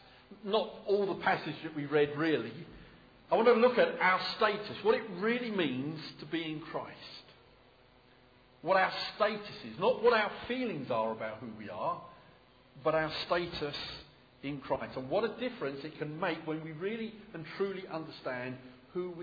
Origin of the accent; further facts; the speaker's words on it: United Kingdom; I'm British